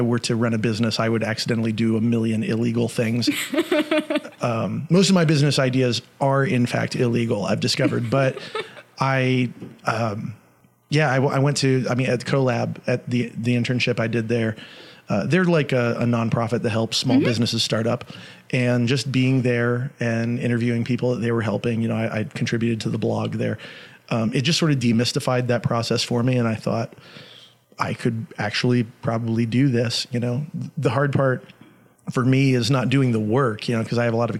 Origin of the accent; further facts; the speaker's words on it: Gainesville, Florida, United States; moved away as an adult; now in Chattanooga, United States; I grew up in Gainesville, and everything is flat